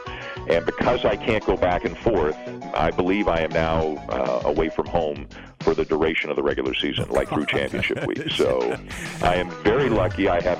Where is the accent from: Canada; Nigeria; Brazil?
Canada; I'm Canadian, for those who don't know, down there. And I've always lived in Canada.